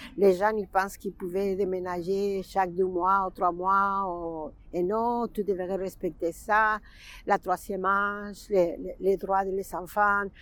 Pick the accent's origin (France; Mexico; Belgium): Mexico; French is a second language; moved away as an adult; now in Montreal, Canada; Je suis mexicaine, c'est sûr, mais québécoise.